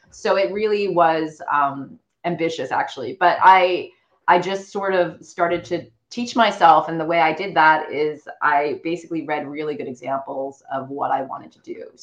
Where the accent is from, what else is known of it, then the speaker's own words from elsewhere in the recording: China; moved away; I think growing up, I'm I'm a, a Chinese immigrant. Like my parents are first gen immigrants